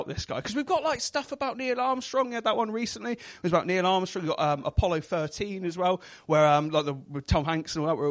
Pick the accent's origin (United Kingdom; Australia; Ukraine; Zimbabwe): United Kingdom; Devon, South West England; accent: West Country; I am from Devon